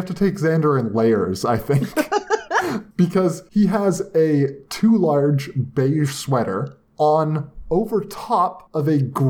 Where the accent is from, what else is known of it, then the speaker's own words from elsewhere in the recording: Canada; As a Canadian